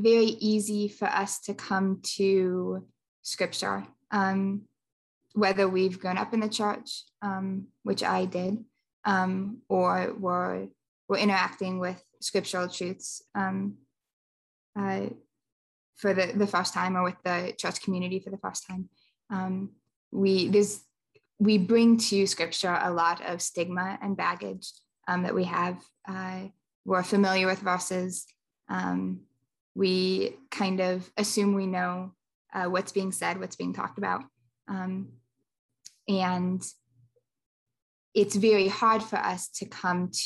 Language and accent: English; Franklin, Tennessee, United States; I'm from Franklin, Tennessee, which is just south of Nashville.